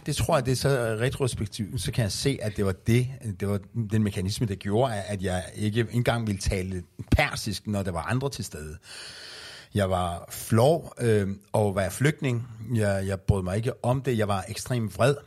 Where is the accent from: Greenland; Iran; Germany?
Iran; Danish is a second language; now in Denmark; da jeg flygtede fra Iran